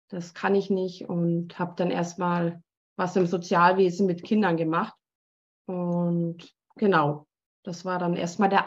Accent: Munich, Bavaria, Germany; accent: Bavarian; moved away as an adult; now in Switzerland; komme ursprünglich eigentlich aus München, äh, bin jetzt aber schon seit 17 Jahren in der Schweiz wohnhaft und auch tätig

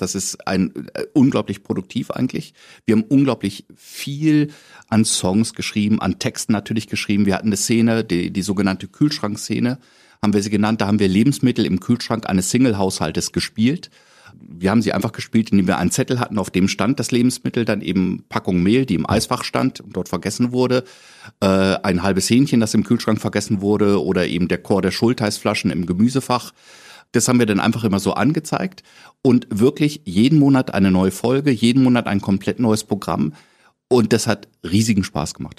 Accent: Lower Saxony, Germany; accent: Hochdeutsch; now in Berlin, Germany; als Niedersachse, der ja eigentlich ein fast perfektes Hochdeutsch spricht

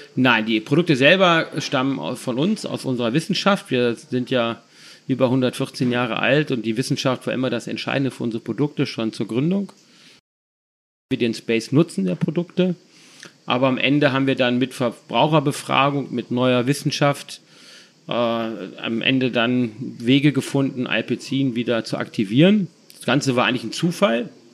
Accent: Düsseldorf, North Rhine-Westphalia, Germany; ich bin ja Düsseldorfer

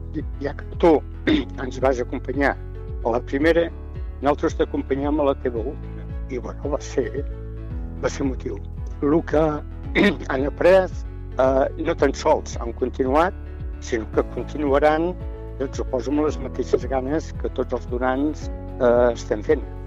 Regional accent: Montblanc, Catalonia, Spain; vaig néixer a Montblanc i he viscut quasi sempre a l'illa, que bueno, és un poble agregat a Montblanc, una pedania

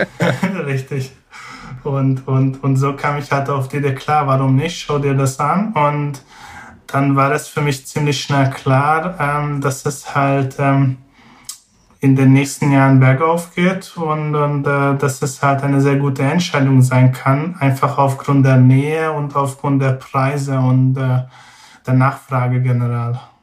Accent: Hungary; German is a second language; moved away as an adult; now in Braunschweig, Germany; also ursprünglich komme ich aus Ungarn

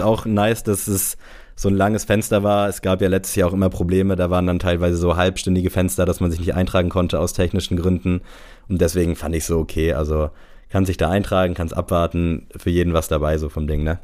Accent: Southern Germany, Germany; wie man bei uns im Süden so schön sagt

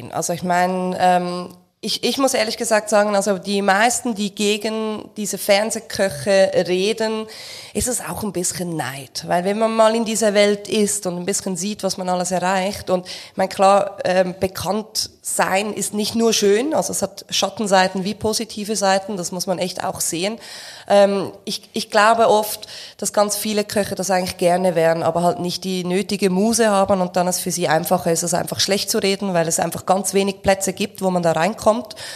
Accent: Switzerland; und ich bin ja Schweizer und nicht Deutscher

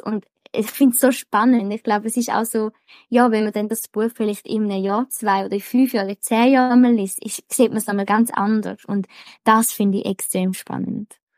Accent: Switzerland; bei uns in der Schweiz

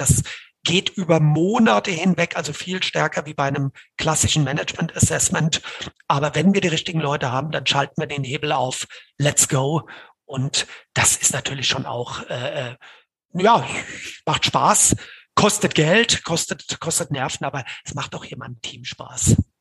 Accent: Hesse, Germany; ich als Hesse

